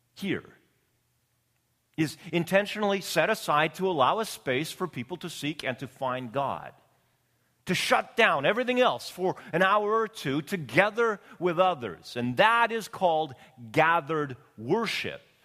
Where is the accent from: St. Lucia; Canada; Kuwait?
Canada; Canadian Prairies; now in Long Beach, United States; Being born and raised on the Canadian prairies